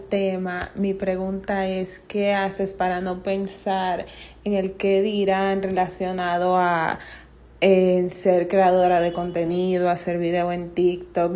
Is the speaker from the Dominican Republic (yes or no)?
yes; Dominican Republic; tengo 23 años y soy de República Dominicana.